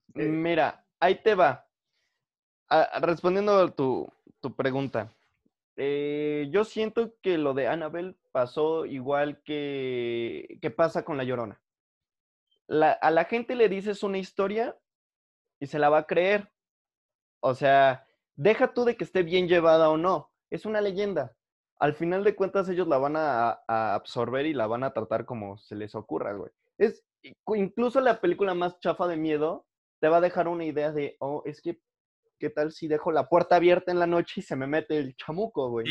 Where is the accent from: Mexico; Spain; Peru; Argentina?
Mexico; como el mexicano siempre ha estado rodeado de muerte, del lado bueno y del lado malo, o sea, del lado bueno en el sentido del Día de Muertos y de celebraciones y que los espíritus y cositas así, y del lado malo, que es como narcotráfico, asaltos, o sea, que es tan normal para nosotros